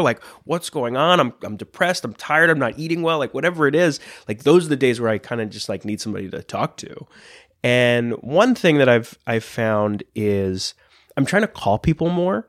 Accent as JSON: {"language": "English", "area": "Long Island", "region": "New York", "country": "United States", "tie": "born or raised there", "also_born_or_lived": "Astoria, Queens", "said": "I grew up on Long Island"}